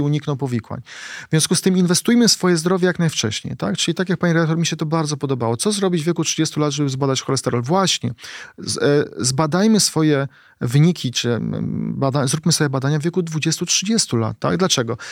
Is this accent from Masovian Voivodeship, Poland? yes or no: yes; Płock, Masovian Voivodeship, Poland; moved away; wracam do mojego rodzinnego Płocka i spotykam moich kolegów, e, gdzie się wychowaliśmy na bloku, blokowisku